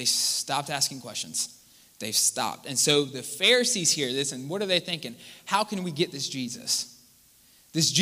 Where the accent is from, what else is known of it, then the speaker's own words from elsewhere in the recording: Charleston, United States; some of y'all say I talk too fast, and I do. I'm from Charleston.